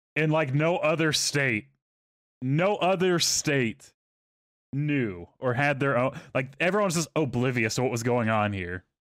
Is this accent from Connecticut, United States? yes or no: no; Texas, United States; moved away as an adult; I grew up in Texas.